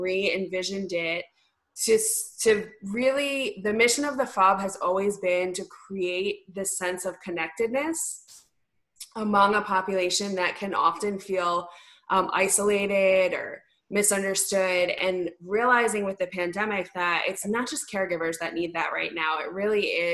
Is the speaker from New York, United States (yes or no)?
yes; New York, United States; I am a New Yorker, born and bred.